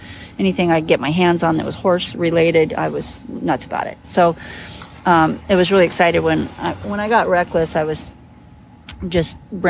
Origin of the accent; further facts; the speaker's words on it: Colorado, United States; So I was raised in the Colorado country. We had an acre and a half